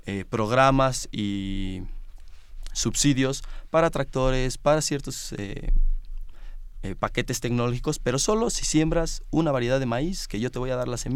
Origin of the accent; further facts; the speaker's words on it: Morelia, Michoacán, Mexico; venimos de Morelia, que es una ciudad más pequeña que la Ciudad de México